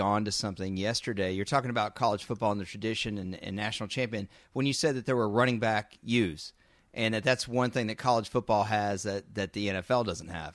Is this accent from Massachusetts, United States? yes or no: no; Dallas, Texas, United States; growing up in Dallas